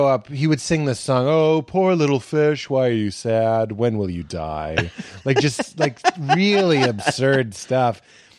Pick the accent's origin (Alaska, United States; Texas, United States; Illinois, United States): Illinois, United States; Chicago; now in New York, United States; credit was that I was from Chicago. And that's what I tell people. I was like, if you move to New York and you're from Portland, that's your credit.